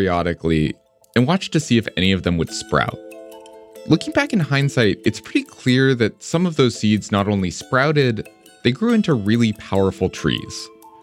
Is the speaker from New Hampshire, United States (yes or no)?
yes; Hanover, New Hampshire, United States; I grew up in Hanover, New Hampshire, where Dartmouth is